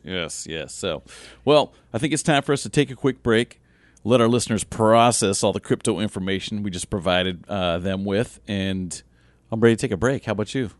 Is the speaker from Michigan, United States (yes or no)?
no; Southern Illinois, United States; I grew up in Southern Illinois